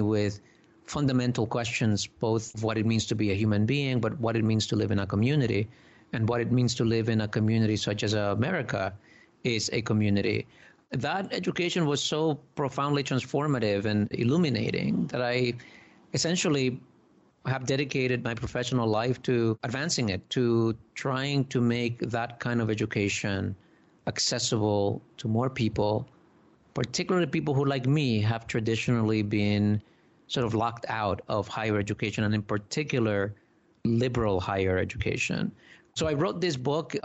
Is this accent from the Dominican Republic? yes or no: yes; Dominican Republic; now in United States; I was born in the Dominican Republic, you know, an island